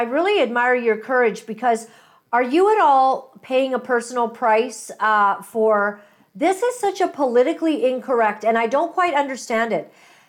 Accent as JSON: {"language": "English", "country": "Canada", "said": "You're basically going to stand your ground in what you know to be, I think, as a Canadian."}